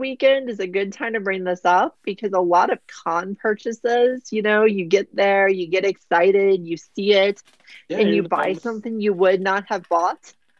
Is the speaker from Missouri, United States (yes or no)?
yes; Missouri, United States; I'm from Missouri.